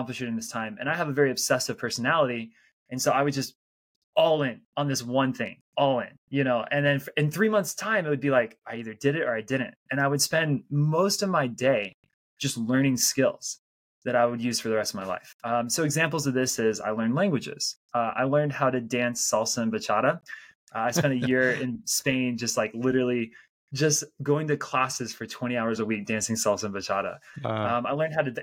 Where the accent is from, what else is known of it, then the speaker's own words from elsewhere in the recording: United States; moved away as an adult; also born or lived in Salt Lake City, Utah / Belgium; I am an American, so I'm not an immigrant to the United States. But when I was 23, I was living in Salt Lake City, Utah.